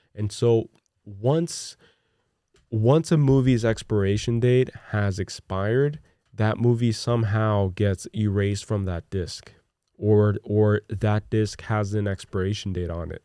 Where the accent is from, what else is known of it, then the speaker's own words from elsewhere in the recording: Newark, New Jersey, United States; I grew up in Newark, New Jersey